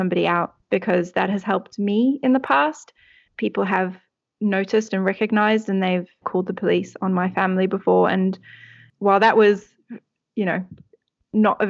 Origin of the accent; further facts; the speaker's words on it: South Africa; the country where I grew up in South Africa